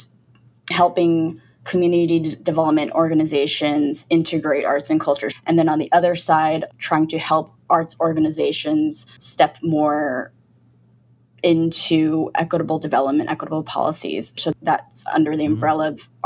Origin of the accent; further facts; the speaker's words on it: United States; now in San Francisco, United States; being Chinese American and born in this country.